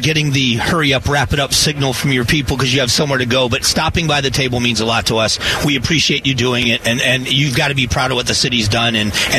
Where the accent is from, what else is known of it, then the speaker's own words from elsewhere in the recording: Southwest Florida, United States; also born or lived in Arizona; now in Phoenix, United States; I grew up in Southwest Florida, a beautiful part of the country. I still have family and friends there. I have a lot there. And so part of it is it will always be kind of home to me.